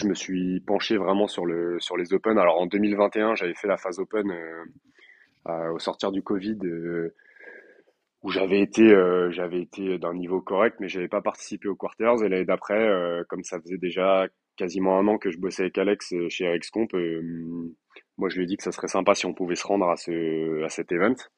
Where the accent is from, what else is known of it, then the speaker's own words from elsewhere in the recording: Limoges, Nouvelle-Aquitaine, France; also born or lived in Colombes, Paris region; now in Paris region, France; je suis originaire de Limoges et j'habite en région parisienne